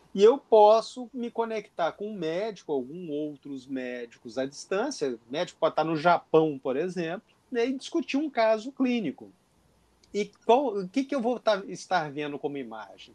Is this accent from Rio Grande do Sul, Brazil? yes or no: no; interior of Minas Gerais, Brazil; moved away as an adult; now in Rio de Janeiro, Brazil; eu sou do interior de Minas Gerais, vim para o Rio de Janeiro alguns anos atrás